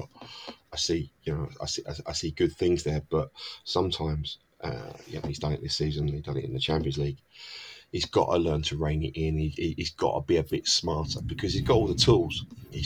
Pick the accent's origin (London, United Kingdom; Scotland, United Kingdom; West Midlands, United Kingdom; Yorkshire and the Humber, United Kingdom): London, United Kingdom; I come from South London